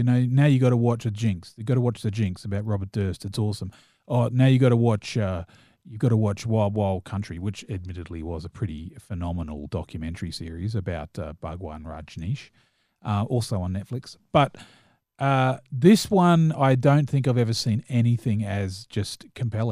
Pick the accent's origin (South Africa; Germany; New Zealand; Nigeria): New Zealand; I am a New Zealander